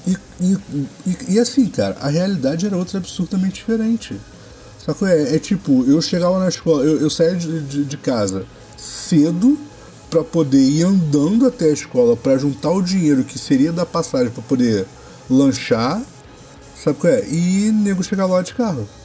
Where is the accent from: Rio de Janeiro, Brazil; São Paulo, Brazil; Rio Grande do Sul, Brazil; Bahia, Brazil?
Rio de Janeiro, Brazil; Baixada Fluminense; morei a vida toda na Baixada